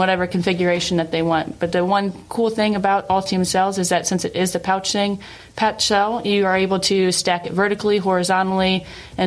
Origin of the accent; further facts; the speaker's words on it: Ohio, United States; moved away as an adult; now in Spring Hill, United States; I'm originally from Ohio, but we've been in Spring Hill, Tennessee for the last 6 years